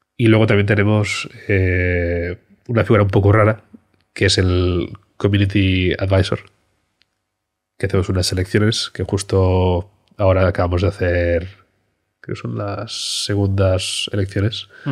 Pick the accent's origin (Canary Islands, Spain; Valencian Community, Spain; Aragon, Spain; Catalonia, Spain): Catalonia, Spain; Barcelona; moved away as an adult; also born or lived in China / London; nos volvemos a Barcelona, que es de donde soy